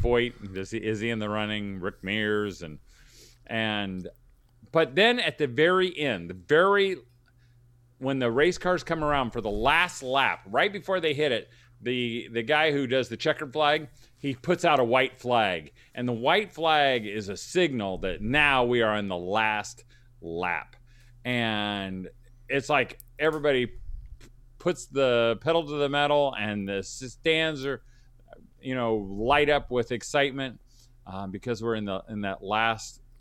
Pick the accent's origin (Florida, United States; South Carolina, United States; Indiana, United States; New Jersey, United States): Indiana, United States; Indianapolis; I grew up in Indianapolis, Central Indiana